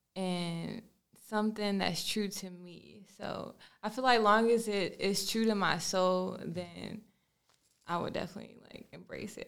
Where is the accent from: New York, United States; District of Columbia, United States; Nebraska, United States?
District of Columbia, United States; Washington; also born or lived in Maryland; now in Charlotte, United States; I'm actually originally from Washington, D C